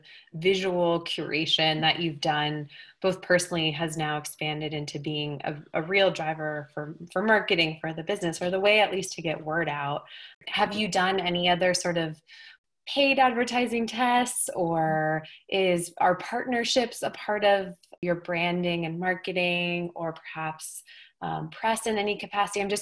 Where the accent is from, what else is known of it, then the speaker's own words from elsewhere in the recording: Colorado, United States; moved away as an adult; also born or lived in Los Angeles; now in Bozeman, United States; I grew up in Colorado